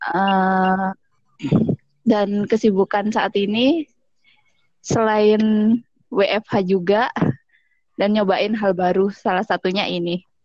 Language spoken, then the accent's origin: Indonesian; Surabaya, East Java, Indonesia; now in Jakarta, Indonesia; gue asli Surabaya tapi sekarang lagi di Jakarta.